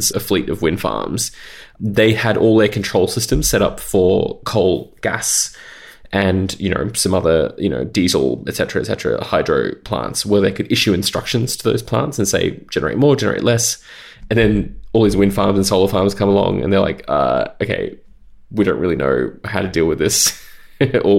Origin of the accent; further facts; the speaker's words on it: Australia; I grew up in Australia and I started my career in Australia.